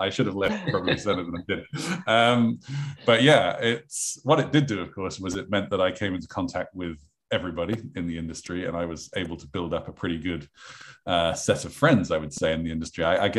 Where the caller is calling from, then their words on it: London, United Kingdom; I am from sunny London in England.